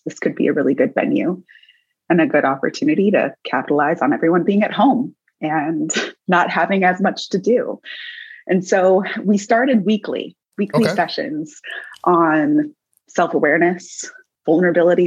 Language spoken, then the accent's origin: English; Davis, California, United States; I grew up in Davis, California, which is in the Central Valley of California